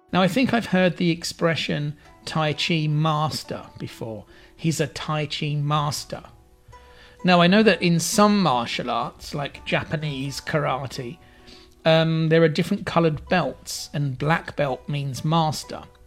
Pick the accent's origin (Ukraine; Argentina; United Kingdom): United Kingdom; London; moved away as an adult; now in China; my hometown in London